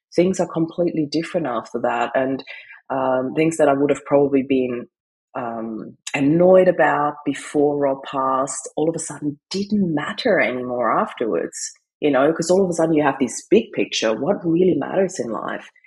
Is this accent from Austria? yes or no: yes; Austria; moved away; I come from Austria